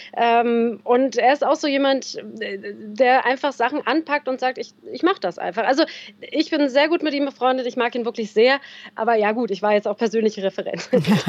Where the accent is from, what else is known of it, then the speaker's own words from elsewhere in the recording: Berlin, Germany; moved away as an adult; now in Bavaria, Germany; mit 45 als äh, gebürtige Berlinerin meiner Heimat äh, entwurzelt worden